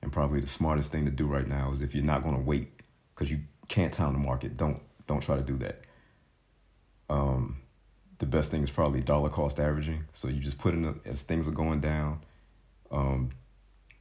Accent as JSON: {"language": "English", "country": "United States", "tie": "born or raised there", "moved": "yes", "said": "I grew up in the States"}